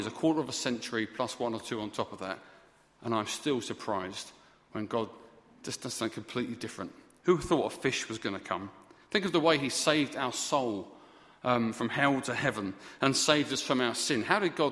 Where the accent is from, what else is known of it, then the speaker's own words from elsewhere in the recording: United Kingdom; We're always fine as British people